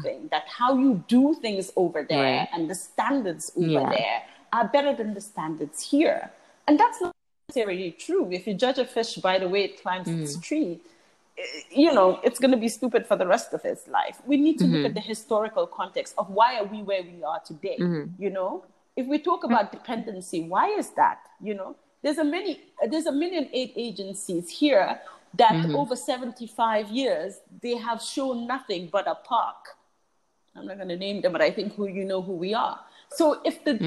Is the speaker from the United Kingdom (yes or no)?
yes; England, United Kingdom; now in The Gambia; I was born in England, one of the things that, so I have an EU passport, but one of the things, and I lived in England for 13 years, I never felt English